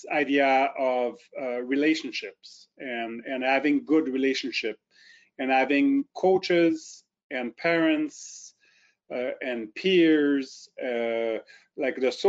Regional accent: Drummondville, Quebec, Canada; accent: French; first language French; English is a second language; moved away as an adult; also born or lived in Ottawa / St. Catharines; now in Kingston, Canada; I am French-Canadian, born in Drummondville near Montreal. Grew up in Drummondville, and then at about 18 years old, I moved to Ottawa

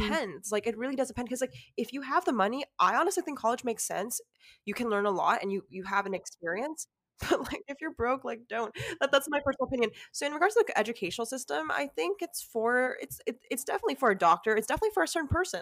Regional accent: California, United States; I was born and raised in California

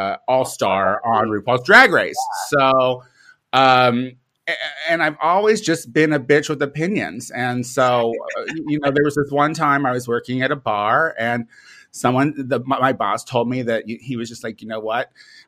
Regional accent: Illinois, United States; moved away as an adult; also born or lived in Chicago, United States; now in Los Angeles, United States; I live out in Los Angeles now, but I'm originally from Illinois, where I started, and I lived in Chicago

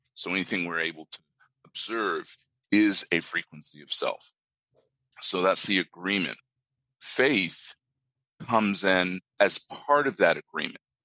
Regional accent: Japan; now in Australia; I grew up in Japan.

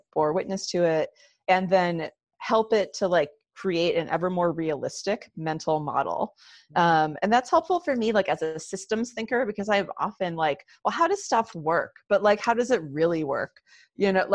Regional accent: Rochester, New York, United States; I grew up in Western New York, outside of Rochester, New York.

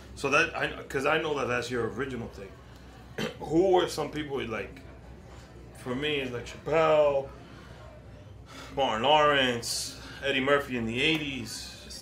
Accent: Moca, Espaillat, Dominican Republic; now in Queens, United States; I'm from a campo too. I'm from Laimita in Moca.

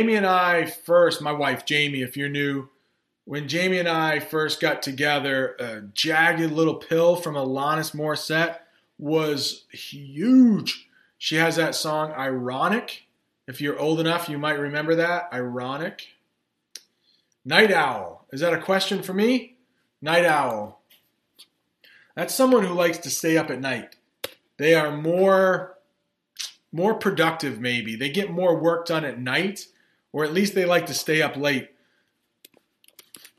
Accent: United States; as an American

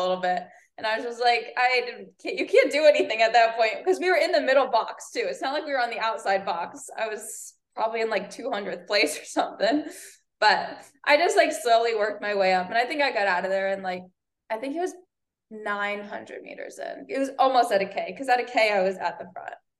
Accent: Northeast, United States; moved away as an adult; now in Florida, United States; I'm born and raised in Northeast.

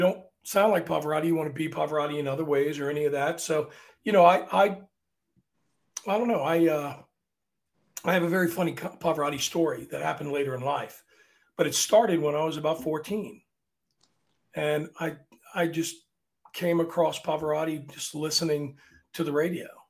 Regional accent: Arlington, Virginia, United States; I'm from Arlington, but we're still below the Mason Dixon line

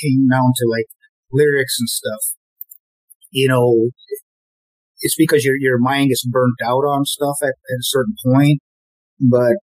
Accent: Memphis, Tennessee, United States; we grew up together in the Memphis music scene

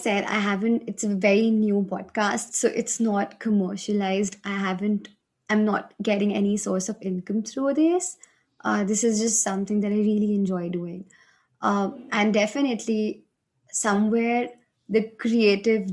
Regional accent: India; I'm from India

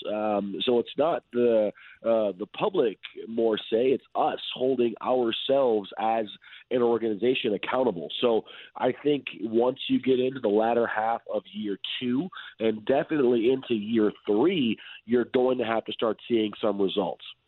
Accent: Detroit, Michigan, United States; now in Seattle, United States; I'm from Detroit

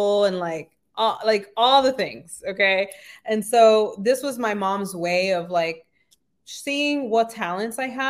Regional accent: New York City, New York, United States; I was born and raised in the Bronx, New York

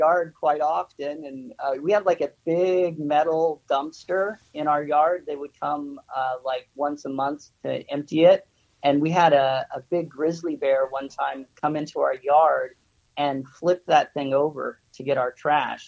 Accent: Nikiski, Alaska, United States; moved away as an adult; now in Japan; I was born in Alaska

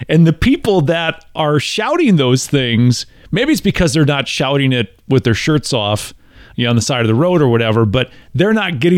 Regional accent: Midwest, United States; And growing up in the Midwest, I was told my entire life, be modest.

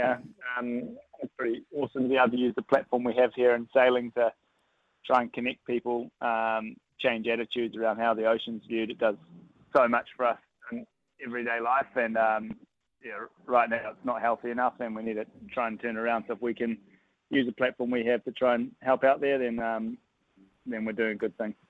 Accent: New Zealand; as a Kiwi

